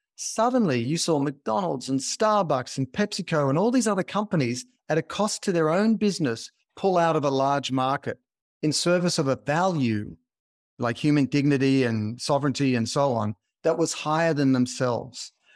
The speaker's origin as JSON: {"language": "English", "country": "Australia", "tie": "born or raised there", "moved": "yes", "lives_now": "California, United States", "said": "I grew up in Australia, as you can probably hear in my accent"}